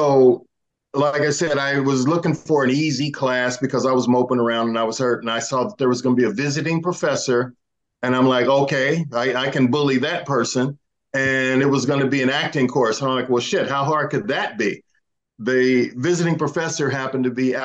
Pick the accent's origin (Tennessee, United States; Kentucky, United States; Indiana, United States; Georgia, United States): Indiana, United States; Indianapolis; moved away as an adult; I'm from Indianapolis, Indiana